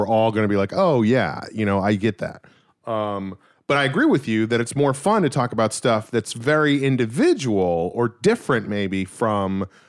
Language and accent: English; the South, United States; I grew up in the South and therefore I love Chick-fil-A.